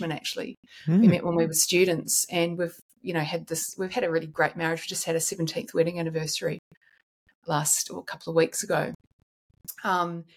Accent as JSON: {"language": "English", "country": "New Zealand", "tie": "born or raised there", "moved": "yes", "lives_now": "Sydney, Australia", "said": "I grew up in New Zealand"}